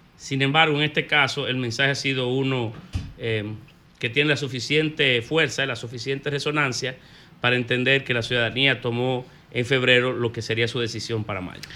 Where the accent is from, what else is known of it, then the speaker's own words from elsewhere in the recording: Dominican Republic; como dominicanos